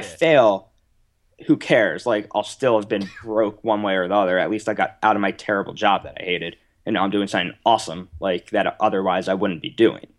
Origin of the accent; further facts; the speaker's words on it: United States; accent: American; also born or lived in Manchester; my American accent